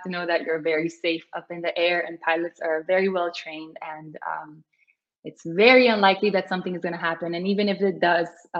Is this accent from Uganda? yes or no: no; Bled, Slovenia; I'm in Slovenia. My hometown is Bled, Lake Bled